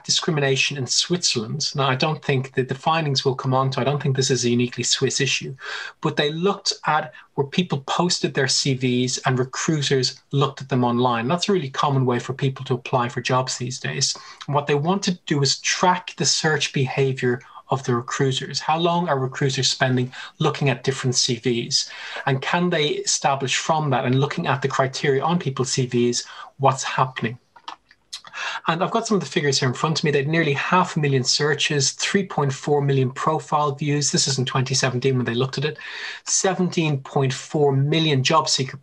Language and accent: English; Ireland; moved away; I'm Irish